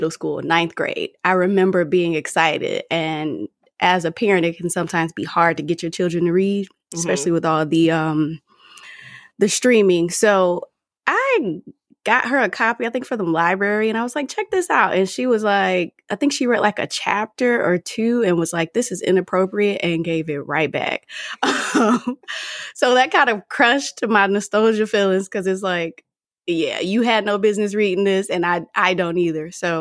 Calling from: Washington, District of Columbia, United States; I come to you from the Washington, D.C. metro area, and I am an engineer by day.

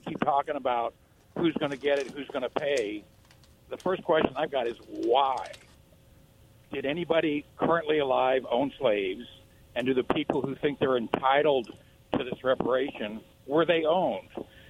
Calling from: Kennewick, Washington, United States; This is … from Kennewick.

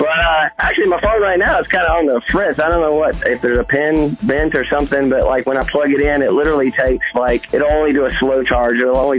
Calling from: Bella Vista, Arkansas, United States; I'm calling from Bella Vista, Arkansas.

